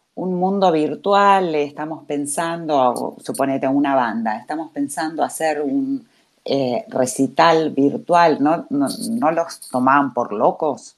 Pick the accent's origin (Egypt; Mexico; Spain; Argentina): Argentina; somos argentinos